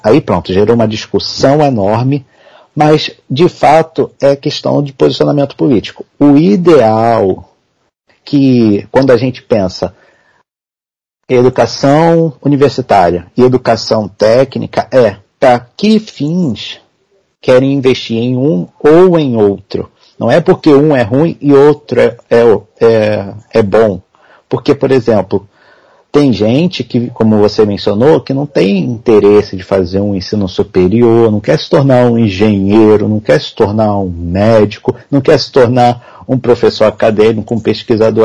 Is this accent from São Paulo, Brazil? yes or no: no; Nova Iguaçu, Rio de Janeiro, Brazil; eu sou de Nova Iguaçu, Rio de Janeiro, Baixada Fluminense, para quem conhece, praticamente capital da Baixada